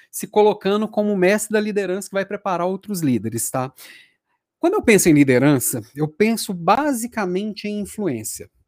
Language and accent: Portuguese; Belo Horizonte, Minas Gerais, Brazil; moved away as an adult; also born or lived in Juiz de Fora / Rio de Janeiro / São Paulo / Florianópolis; há 15 anos eu recebi um convite para ir para a Natura e Daí eu saí de Belo Horizonte. Então, fiquei 10 anos fora aqui da terrinha, fui rodei, passei por Juiz de Fora, passei pelo Rio de Janeiro, passei por São Paulo